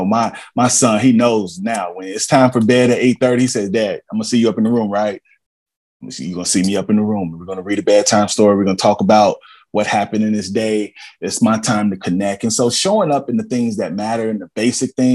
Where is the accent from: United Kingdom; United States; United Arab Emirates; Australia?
United States; Cincinnati, Ohio; also born or lived in Columbia, Tennessee; I'm from, I'm from Evanston, Cincinnati, man. I'm from Warner Hills, Madisonville, Brown. I'm from the south side of Columbia, Tennessee